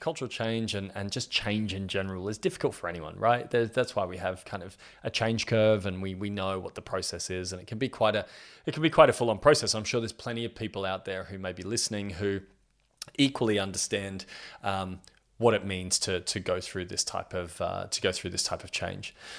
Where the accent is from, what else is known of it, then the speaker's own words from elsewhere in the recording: Australia; I'm 32 years old and I'm from Australia